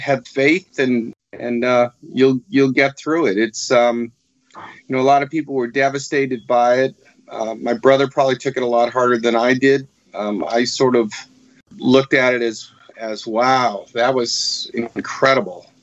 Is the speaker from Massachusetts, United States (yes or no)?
yes; Marblehead, Massachusetts, United States; moved away as an adult; also born or lived in South Florida; I grew up in Marblehead, Massachusetts